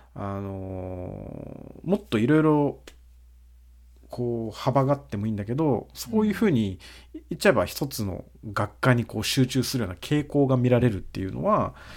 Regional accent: Brazil; now in Japan; 俺たち日系ブラジル人

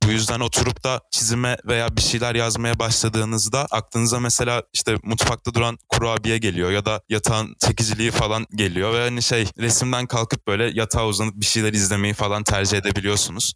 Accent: Eskişehir, Turkey; Eskişehir'de 1999 yılında doğdum. Çocukluğumdan beri burada yaşıyorum.

